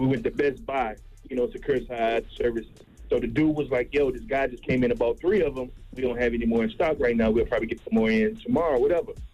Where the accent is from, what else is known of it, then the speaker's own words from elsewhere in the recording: North Carolina, United States; I'm from North Carolina